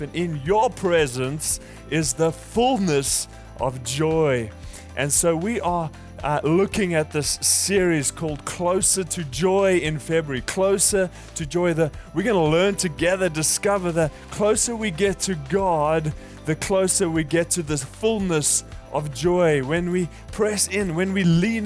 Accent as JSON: {"language": "English", "country": "South Africa", "tie": "born or raised there", "moved": "yes", "said": "I'm from South Africa"}